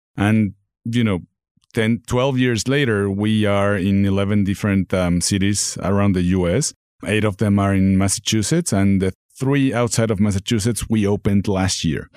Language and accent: English; Mexico City, Mexico; moved away as an adult; also born or lived in Texas / Dallas; now in Northwest Arkansas, United States; I'm from Mexico City, born and raised, moved to Texas